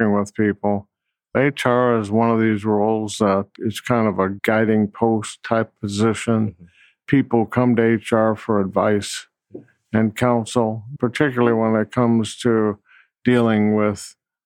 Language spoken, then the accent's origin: English; Chicago, Illinois, United States; moved away as an adult; also born or lived in Oak Brook, Illinois; now in Memphis, United States; I'm originally from Illinois. I was born in Chicago